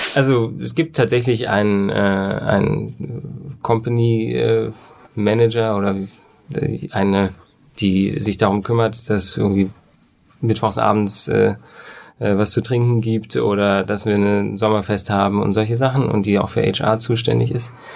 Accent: West Germany, Germany; als Wessi

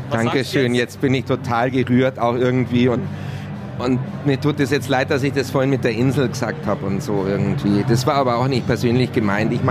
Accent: Bavaria, Germany

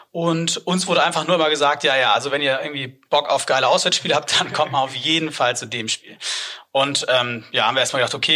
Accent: Hamburg, Germany; aber zumindest interessiert angeguckt wurde als Hamburger

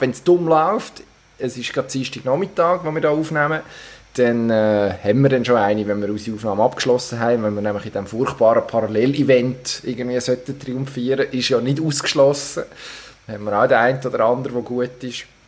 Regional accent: Solothurn, Switzerland; ich als Solothurner

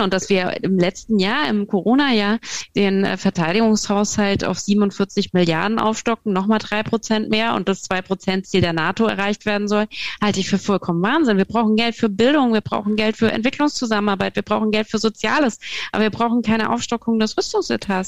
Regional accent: Hesse, Germany; ich komme aus Hessen

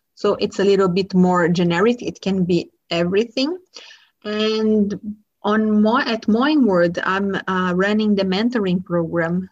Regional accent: Brazil; I grew up in Brazil

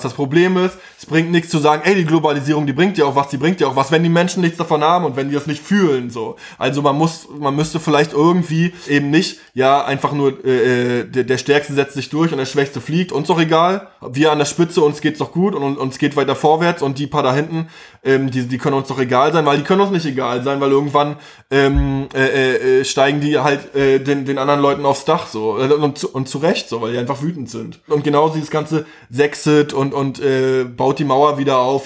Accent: Chemnitz, Saxony, Germany; now in Berlin, Germany; ich bin halt Ostdeutscher.

